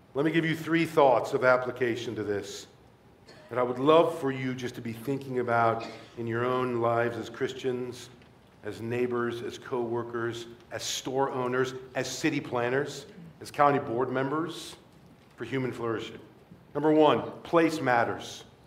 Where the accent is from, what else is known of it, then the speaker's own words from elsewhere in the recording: Rockford, Illinois, United States; Rockford, my hometown where I grew up